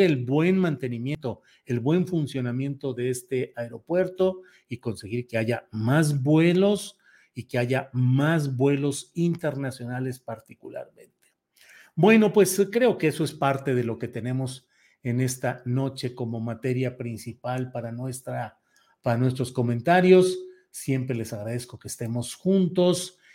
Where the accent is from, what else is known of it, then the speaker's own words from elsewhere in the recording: Mexico; como mexicanos de una tendencia ideológica o de otra